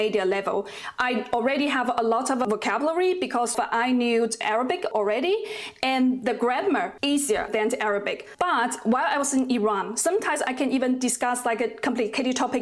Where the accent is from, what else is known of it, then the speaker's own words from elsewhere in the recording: China; first language Mandarin; English is a second language; My native language is Mandarin